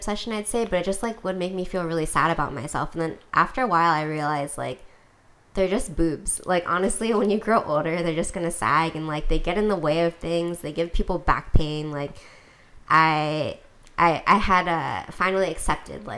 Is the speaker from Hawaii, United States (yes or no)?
yes; Hawaii, United States; I'm from Hawaii